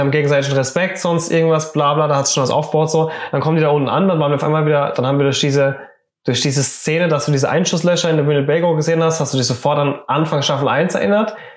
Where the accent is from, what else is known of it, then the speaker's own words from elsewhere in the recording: Germany; wir sind Deutsche